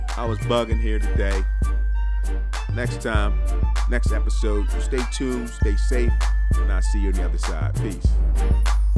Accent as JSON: {"language": "English", "town": "Philadelphia", "region": "Pennsylvania", "country": "United States", "tie": "born or raised there", "said": "I grew up in Philly"}